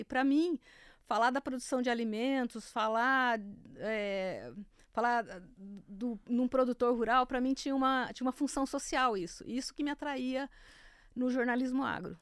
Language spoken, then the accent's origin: Portuguese; Santa Fé do Sul, São Paulo, Brazil; moved away; Eu sou de Santa Fé do Sul, eu morava do lado de um, de um delegado agrícola